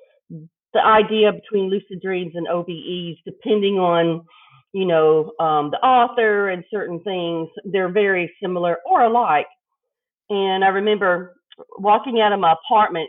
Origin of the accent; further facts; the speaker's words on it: El Paso, Texas, United States; I grew up in Texas on the border of Mexico in El Paso.